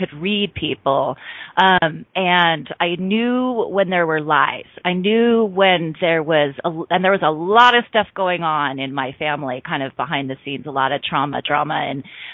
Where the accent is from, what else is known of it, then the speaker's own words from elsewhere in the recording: Bountiful, Utah, United States; moved away as an adult; also born or lived in California; I was born and raised in Bountiful, Utah, which is a suburb of Salt Lake City.